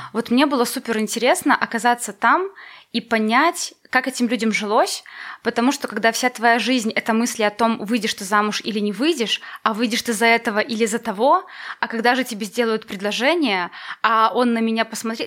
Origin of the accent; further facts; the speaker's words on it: Valozhyn, Minsk Region, Belarus; now in Minsk, Belarus; я из Воложина